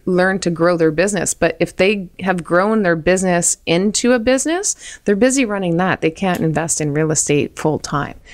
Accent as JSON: {"language": "English", "region": "New Brunswick", "country": "Canada", "moved": "yes", "said": "I'm from New Brunswick"}